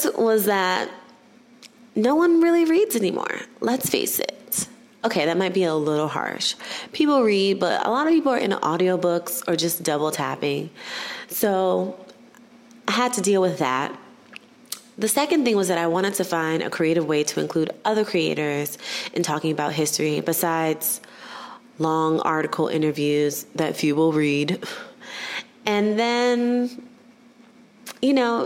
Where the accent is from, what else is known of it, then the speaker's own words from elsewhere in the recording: New York City, New York, United States; I grew up in Harlem